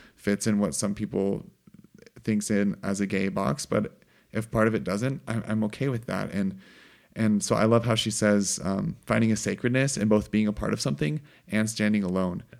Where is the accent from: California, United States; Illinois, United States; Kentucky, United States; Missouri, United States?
Missouri, United States; hunting and growing up in Missouri